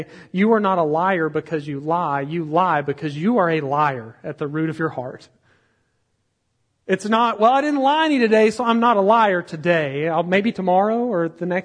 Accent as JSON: {"language": "English", "region": "Texas", "country": "United States", "said": "we're from Texas"}